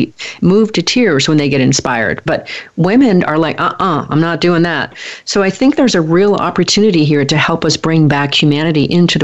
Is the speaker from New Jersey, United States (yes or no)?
no; Portland, Oregon, United States; moved away; I'm from Portland, or from Oregon. I spent many, many years there.